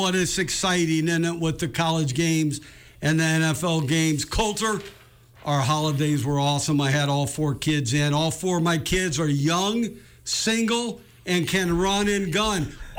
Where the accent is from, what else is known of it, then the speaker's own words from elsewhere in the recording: West Coast, United States; I grew up in the West Coast